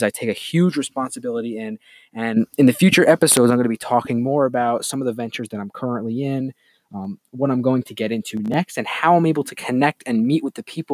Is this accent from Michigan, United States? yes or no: no; Hopewell Junction, New York, United States; I'm coming to you live from my hometown in Hopewell Junction, New York